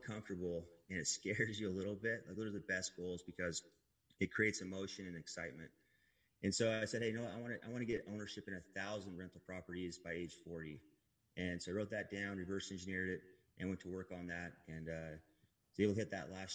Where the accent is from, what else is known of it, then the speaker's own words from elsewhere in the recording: Manti, Utah, United States; I grew up in Utah, a little town called Manti.